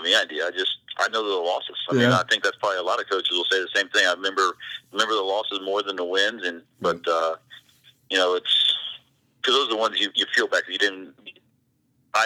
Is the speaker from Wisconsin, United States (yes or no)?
no; Eaton, Ohio, United States; moved away as an adult; now in Northern Kentucky, United States; I grew up from about 1.5 hours from here as well, up in a small town, Eaton, Ohio